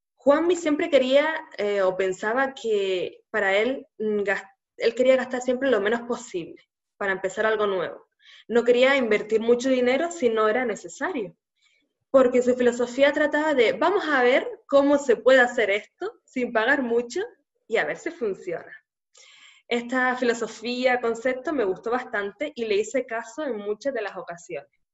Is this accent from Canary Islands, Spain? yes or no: yes; Canary Islands, Spain; nacida en Canarias